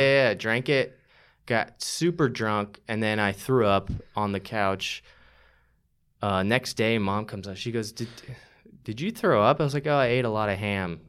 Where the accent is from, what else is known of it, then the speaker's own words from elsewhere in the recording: St. Johns County, Florida, United States; moved away as an adult; now in Austin, United States; I grew up in Saint John's County